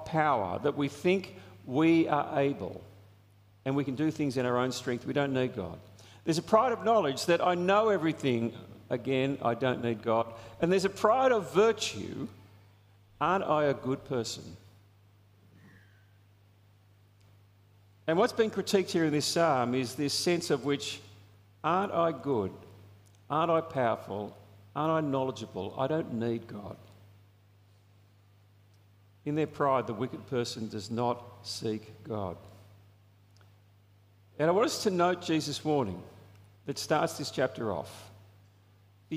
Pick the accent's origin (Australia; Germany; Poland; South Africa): Australia; There's a sense of national pride that we have as Australians. I mean, I love being an Australian. I love our country.